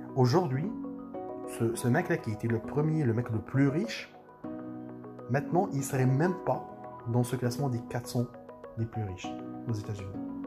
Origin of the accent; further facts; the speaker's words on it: France; chez nous, en France